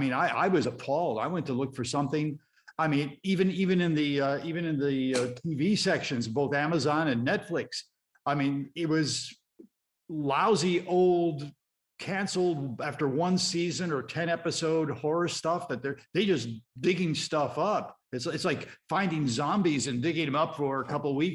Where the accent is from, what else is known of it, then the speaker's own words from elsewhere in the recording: Chicago, Illinois, United States; I grew up in Chicago in the south side of the city, in an area called Gage Park